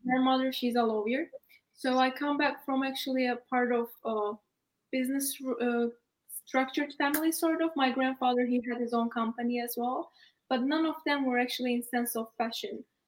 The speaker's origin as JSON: {"language": "English", "region": "Istanbul", "country": "Turkey", "also_born_or_lived": "United Kingdom", "moved": "as an adult", "said": "I'm Turkish actually, and I study in UK. Yeah. And I'm originally from Istanbul"}